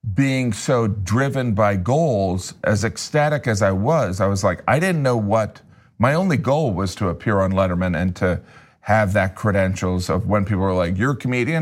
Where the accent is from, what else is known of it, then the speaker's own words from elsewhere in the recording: Chesterton, Indiana, United States; I grew up in Indiana in a relatively small town